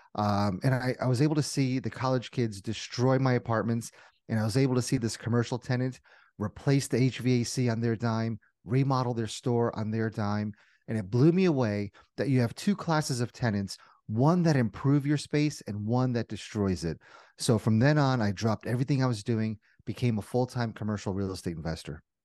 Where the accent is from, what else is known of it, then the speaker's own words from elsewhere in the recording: New Jersey, United States; moved away as an adult; also born or lived in Indiana; born and raised in Jersey, went to school in Indiana